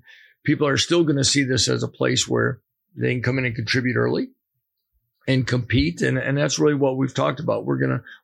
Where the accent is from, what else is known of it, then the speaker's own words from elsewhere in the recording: Wisconsin, United States; moved away as an adult; also born or lived in Nebraska / Buffalo; now in Lawrence, Kansas, United States; growing up in Wisconsin